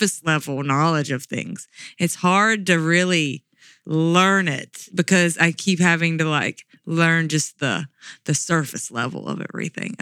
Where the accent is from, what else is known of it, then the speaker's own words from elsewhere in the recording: Mississippi Delta, United States; I grew up in Mississippi Delta.